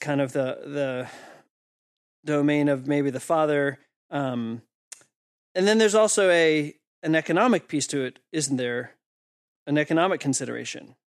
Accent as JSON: {"language": "English", "region": "East Coast", "country": "United States", "said": "I'm from the East Coast in the U S."}